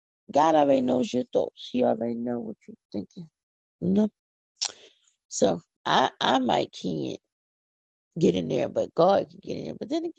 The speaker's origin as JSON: {"language": "English", "town": "Philadelphia", "region": "Pennsylvania", "country": "United States", "said": "I'm from Philly. I'm not from the country. I don't have no country accent. I don't know what you're talking about. I don't talk country. Philly is where I'm from."}